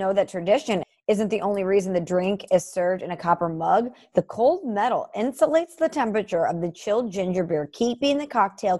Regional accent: Midwest, United States; moved away

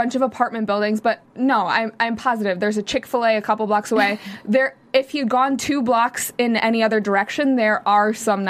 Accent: Chicago, Illinois, United States; I grew up in Chicago and, I grew up in the suburbs, but I actually lived right downtown in River North.

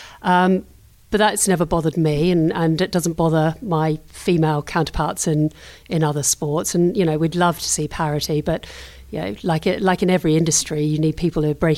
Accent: New Zealand; also born or lived in London; now in United Kingdom; I grew up in New Zealand

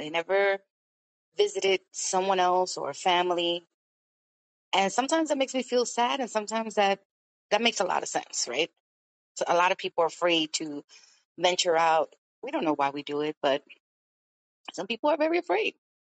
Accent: New York, United States; also born or lived in Brooklyn; I am 52 years old. I was born in Brooklyn, New York, raised in Washington Heights, and now I live in the Bronx.

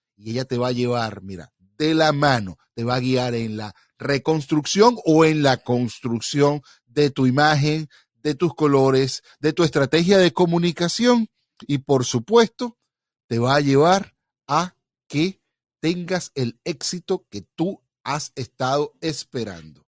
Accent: Venezuela; yo como buen venezolano

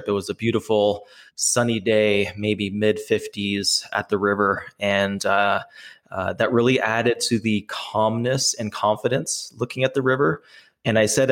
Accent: Canada; I am from Canada.

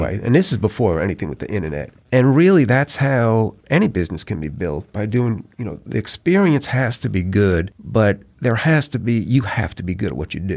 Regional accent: New York, United States; moved away as an adult; also born or lived in Atlanta; now in Mobile, United States; growing up in New York

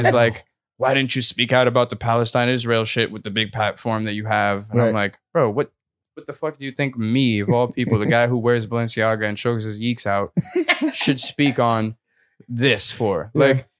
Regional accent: Addis Ababa, Ethiopia; born there; So, like, I was born in Addis Ababa, which is the capital of Ethiopia.

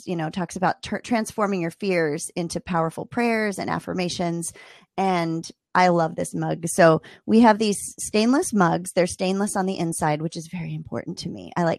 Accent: Maryland, United States; Ooh, I'm from Maryland.

